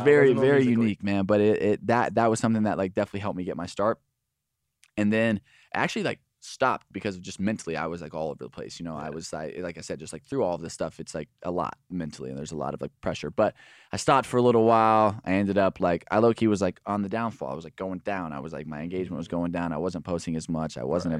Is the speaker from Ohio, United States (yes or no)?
no; Alvarado, Texas, United States; I'm from Alvarado, Texas. It's like 40 minutes south of Dallas. There's like nobody. There's like a couple thousand people in my town.